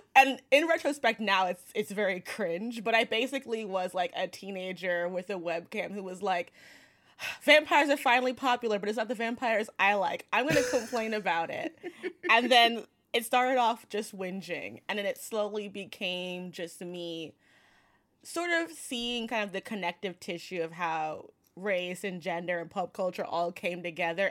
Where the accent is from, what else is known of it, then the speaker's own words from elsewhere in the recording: New York City, New York, United States; I'm from Brooklyn